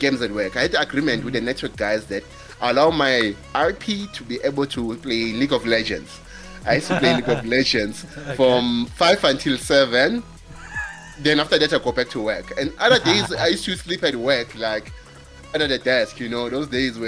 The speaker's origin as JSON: {"language": "English", "region": "KwaZulu-Natal", "country": "South Africa", "moved": "yes", "lives_now": "Johannesburg, South Africa", "said": "I'm a boy from KZN in South Africa that is working in Johannesburg"}